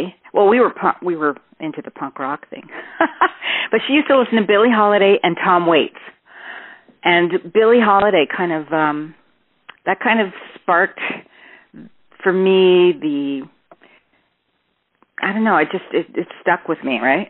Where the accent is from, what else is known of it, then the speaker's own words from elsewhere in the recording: Toronto, Ontario, Canada; I'm from Toronto, born in Toronto